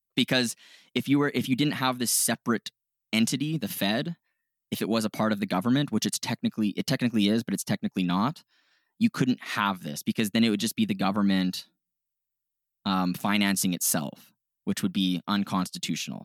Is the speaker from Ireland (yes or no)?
no; Canada; we're Canadian